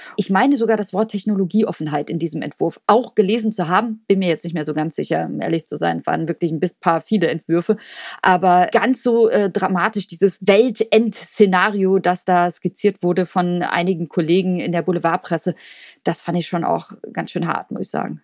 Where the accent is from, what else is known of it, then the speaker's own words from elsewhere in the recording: Cologne, North Rhine-Westphalia, Germany; als Kölner